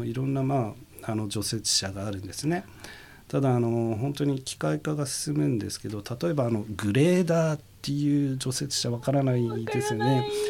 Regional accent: Tokamachi, Niigata, Japan; moved away as an adult; 生まれ故郷の十日町に戻れる戻ること

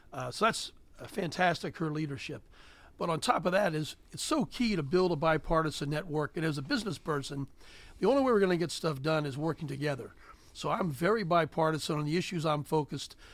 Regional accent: Gettysburg, Pennsylvania, United States; also born or lived in Cheverly, Maryland; I grew up on a chicken and a hog farm. Uh, I was born in Cheverly, Maryland, but the farmers near Gettysburg, Pennsylvania

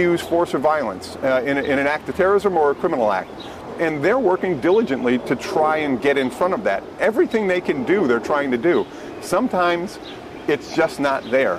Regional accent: Massachusetts, United States; moved away; we're from Massachusetts

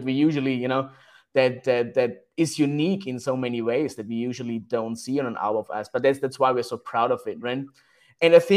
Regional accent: Austria; we are here from Austria, right, in Europe

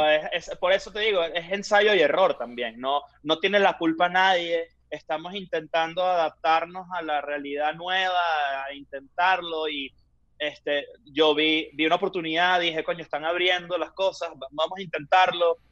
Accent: Venezuela; accent: Venezuelan; moved away; los venezolanos hablamos muy rápido

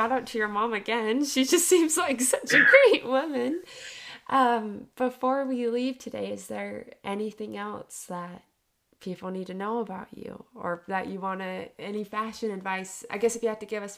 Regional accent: Utah, United States; I grew up in Utah, which is like very predominantly white

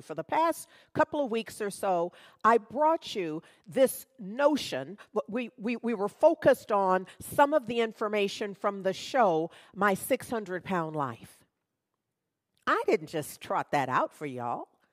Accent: United States; I'm American. born, raised, have lived here all my life.

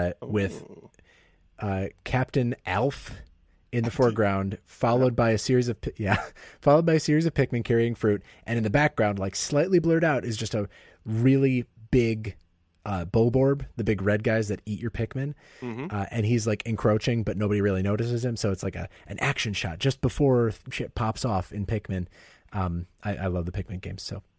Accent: Ohio, United States; born there; also born or lived in Coldwater, Michigan; I was born in Ohio. I don't need to explain this. I moved around a lot as a kid, but one of the towns I spent the most time in as a kid was Coldwater, Michigan.

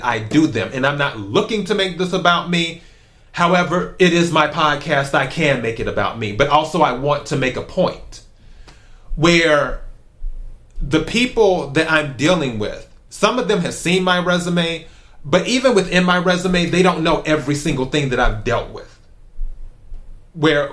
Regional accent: South Carolina, United States; moved away; also born or lived in Los Angeles; my home state of South Carolina

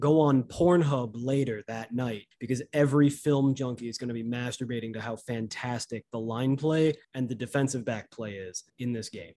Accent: Chicago, Illinois, United States; My hometown Chicago

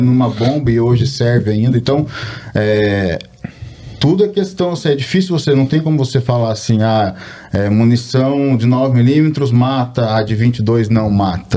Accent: Brazil; moved away as an adult; now in United States; Sou um brasileiro, nasci no Brasil e me mudei para os Estados Unidos há 14 anos

